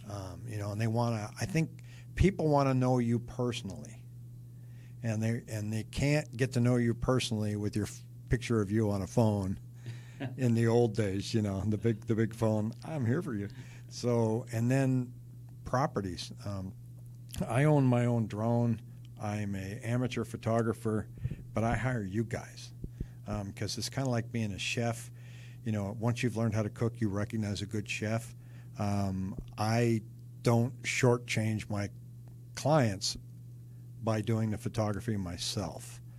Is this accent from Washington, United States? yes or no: yes; Seattle, Washington, United States; also born or lived in California / New York / Rochester / Denver; now in Phoenix, United States; I'm originally from Seattle. I lived in California. I lived in upstate New York, and then Rochester, New York, and then came out here somewhere in the middle of that, I lived in Denver.